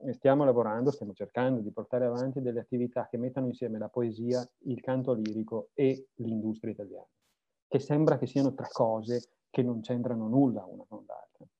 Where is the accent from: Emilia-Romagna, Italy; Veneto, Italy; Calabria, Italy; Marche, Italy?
Veneto, Italy; sono veneto